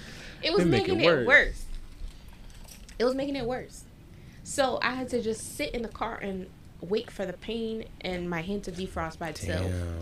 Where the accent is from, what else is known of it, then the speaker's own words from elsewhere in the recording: Florida, United States; And they all knew I was from Florida.